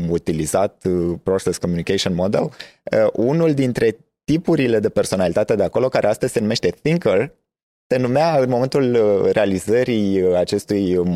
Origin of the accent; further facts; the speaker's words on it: Moldavia, Romania; Uh, sunt Gen Z, sunt uh, român, sunt moldovean.